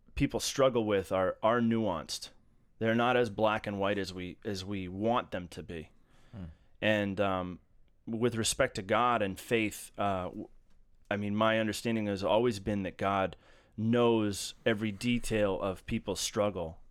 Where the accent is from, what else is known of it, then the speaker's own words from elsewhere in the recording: Massachusetts, United States; now in Baltimore, United States; I hail from Massachusetts originally, and I've been living in Baltimore for a while mm, 14 years